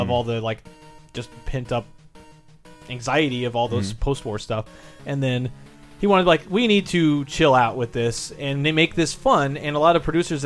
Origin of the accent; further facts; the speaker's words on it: Midwest, United States; growing up in the Midwest, in the mid-80s